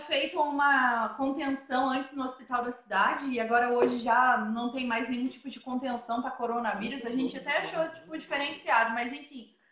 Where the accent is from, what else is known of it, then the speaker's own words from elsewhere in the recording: Paraisópolis, Minas Gerais, Brazil; also born or lived in São José dos Campos; Que eu sou do sul de Minas, aqui dessa cidade que chama Paraisópolis